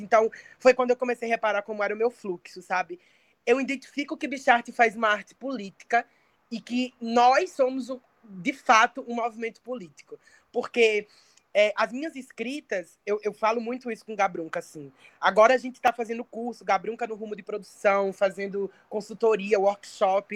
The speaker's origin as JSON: {"language": "Portuguese", "town": "Santa Rita", "country": "Brazil", "tie": "born or raised there", "said": "eu comecei fazendo teatro, eu tinha sete anos de idade, numa ONG lá em Santa Rita, de onde eu sou"}